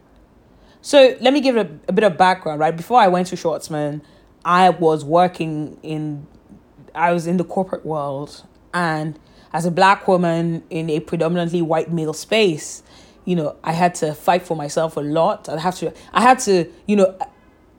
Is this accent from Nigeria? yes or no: yes; Nigeria; moved away; also born or lived in London; I'm Nigerian, my family's in Nigeria, my family's in London